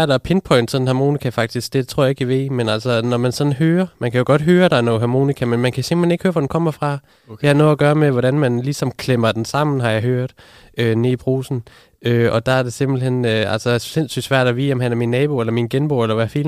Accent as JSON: {"language": "Danish", "region": "Southern Denmark", "country": "Denmark", "said": "Det er, fordi jeg er fra Fyn af."}